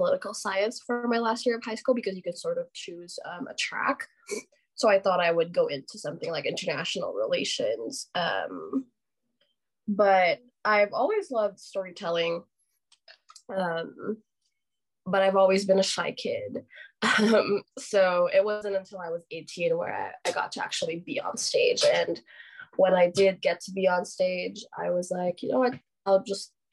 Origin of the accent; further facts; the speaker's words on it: Philippines; moved away as an adult; now in Utah, United States; I am Filipino. I grew up in the Philippines, but I am currently studying at Brigham Young University